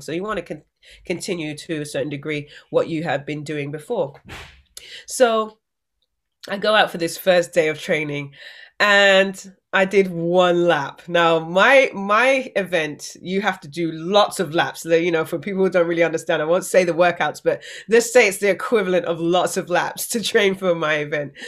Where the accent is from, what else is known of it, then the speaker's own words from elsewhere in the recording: England, United Kingdom; growing up in England